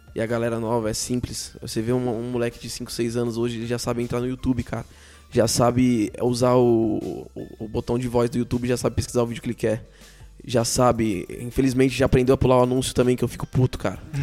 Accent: São Paulo, Brazil; eu sou de São Paulo

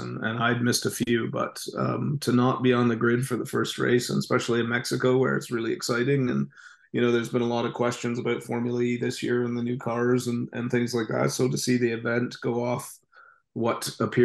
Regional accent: Canada; as a Canadian

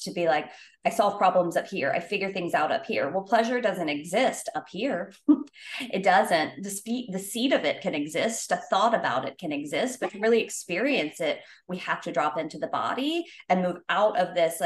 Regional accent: the South, United States; I grew up in the South

